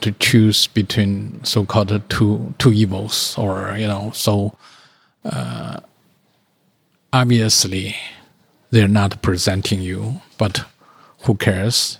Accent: China; moved away; I'm the only Chinese

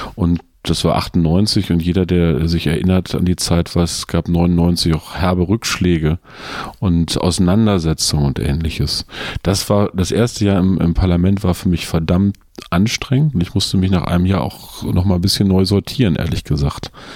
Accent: Peine, Lower Saxony, Germany; Ich komme aus einer kleinen Stadt in Niedersachsen, die heißt Peine zwischen Braunschweig und Hannover

